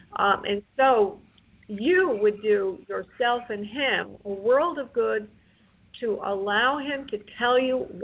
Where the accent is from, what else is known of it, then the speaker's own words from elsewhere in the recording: New York, United States; moved away; I'm from New York.